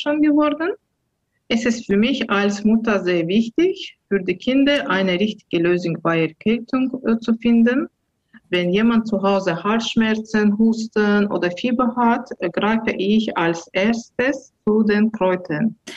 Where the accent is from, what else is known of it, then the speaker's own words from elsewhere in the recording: Baku, Azerbaijan; German is a second language; now in Herten, Germany; Ich bin in der Hauptstadt Baku am Kaspischen Meer aufgewachsen